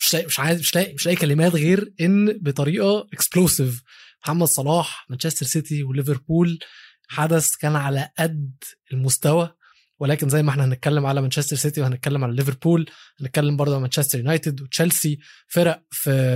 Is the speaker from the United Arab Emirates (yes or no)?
no; Egypt; بما اني عربي وبما اني مصري